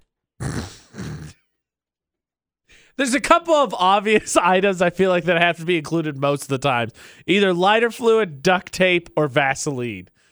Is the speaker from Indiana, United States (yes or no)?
yes; Indiana, United States; now in Utah, United States; I'm from Indiana